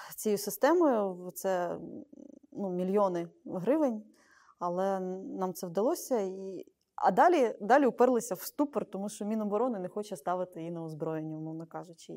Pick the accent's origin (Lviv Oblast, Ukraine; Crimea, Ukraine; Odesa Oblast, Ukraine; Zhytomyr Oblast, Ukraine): Zhytomyr Oblast, Ukraine; Zhytomyr; з мого рідного Житомира